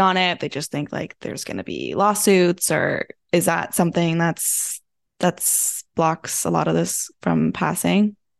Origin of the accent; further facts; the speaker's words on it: California, United States; my home state